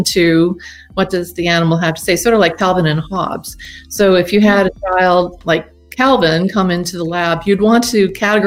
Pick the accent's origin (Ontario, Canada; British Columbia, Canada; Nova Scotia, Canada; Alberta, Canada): Nova Scotia, Canada; moved away as an adult; also born or lived in Oregon, United States; I'm from Nova Scotia, but I've been working at the University of Oregon since 1985